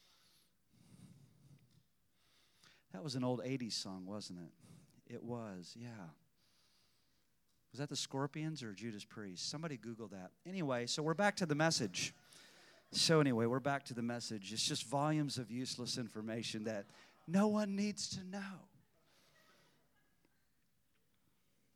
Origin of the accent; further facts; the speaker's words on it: Illinois, United States; an hour and 20 minutes north of my hometown